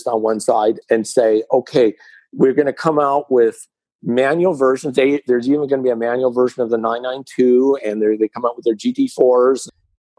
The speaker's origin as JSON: {"language": "English", "region": "Southern California", "country": "United States", "tie": "born or raised there", "said": "growing up in Southern California around 1968, 69"}